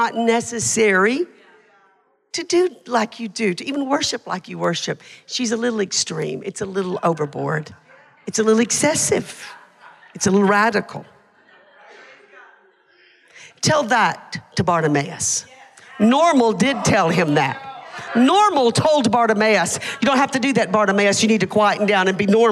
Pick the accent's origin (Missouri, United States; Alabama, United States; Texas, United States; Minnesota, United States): Alabama, United States; Hamilton; Hamilton, Alabama, that's my hometown where the ramp is